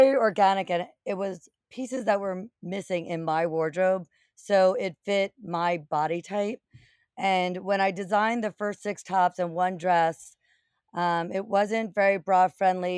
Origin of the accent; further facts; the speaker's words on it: New Jersey, United States; I grew up in New Jersey, not far from the Short Hills Mall